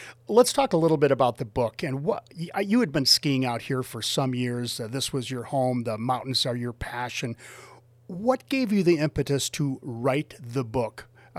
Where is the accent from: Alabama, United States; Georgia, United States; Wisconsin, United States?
Wisconsin, United States; moved away; I grew up in Wisconsin